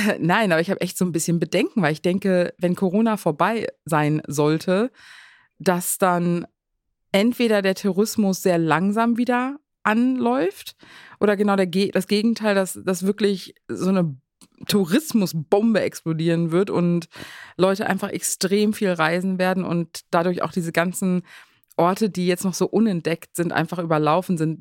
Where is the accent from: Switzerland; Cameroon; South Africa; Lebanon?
South Africa; now in Germany; ich bin ja selber in Südafrika zur Schule gegangen